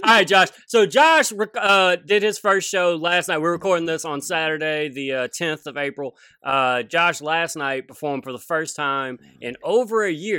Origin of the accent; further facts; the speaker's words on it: Louisiana, United States; moved away as an adult; now in Seattle, United States; For twenty-six, twenty-seven years growing up in Louisiana